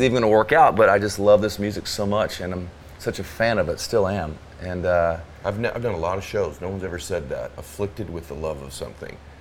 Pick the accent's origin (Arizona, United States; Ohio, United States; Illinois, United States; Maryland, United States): Arizona, United States; now in the South, United States; growing up in Arizona